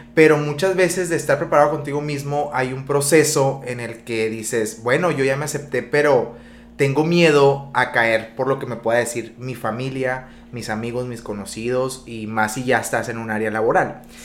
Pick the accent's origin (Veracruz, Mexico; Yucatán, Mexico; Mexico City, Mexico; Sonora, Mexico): Sonora, Mexico; Benjamín Hill; yo soy de Benjamín